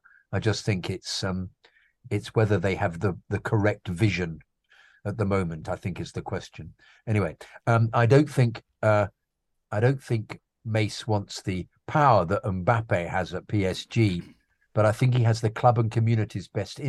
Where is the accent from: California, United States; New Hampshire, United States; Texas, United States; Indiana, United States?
California, United States; I'm from California, lovely place.